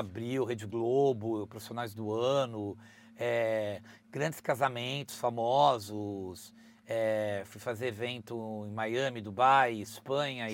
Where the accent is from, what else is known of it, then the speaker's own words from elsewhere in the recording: Brazil; sou brazuca, gente, eu sou brasileiro